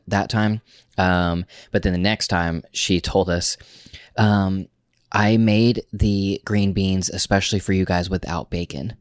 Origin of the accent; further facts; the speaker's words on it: Oklahoma, United States; we're from Oklahoma